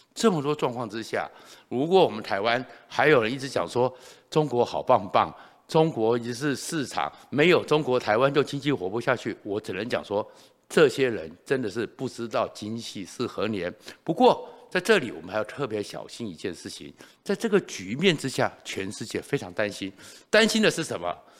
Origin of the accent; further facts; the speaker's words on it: Taiwan; 我们台湾人